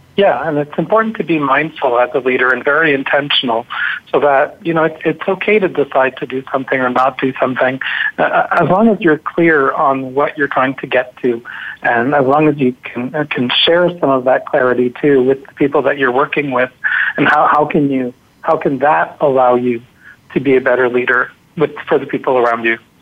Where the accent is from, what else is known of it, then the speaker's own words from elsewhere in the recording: Montreal, Quebec, Canada; I'm from Montreal